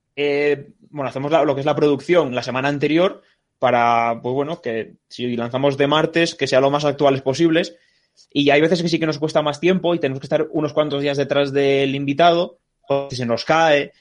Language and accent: Spanish; Ribadesella, Asturias, Spain; now in Madrid, Spain; yo soy de Ribadesella como Cristóbal